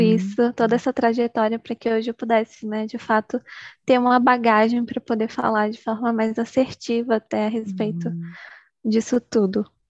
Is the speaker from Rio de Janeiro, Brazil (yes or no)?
no; Bahia, Brazil; sou baiana, moro no interiorzinho da Bahia